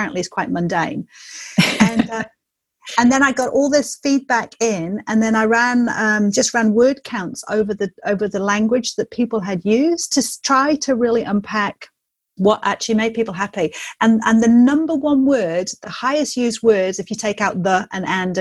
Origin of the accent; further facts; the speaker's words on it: England, United Kingdom; now in New Zealand; I'm English